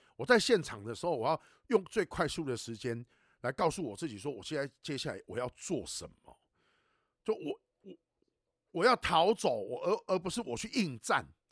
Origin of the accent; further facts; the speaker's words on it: Taiwan; 我们台湾话在讲说